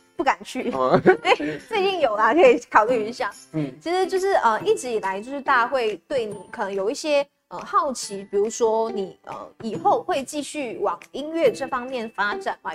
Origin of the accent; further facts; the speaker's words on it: Malaysia; now in Taiwan; 因为我们身为马来西亚人，然后因为疫情的关系，是没有办法回家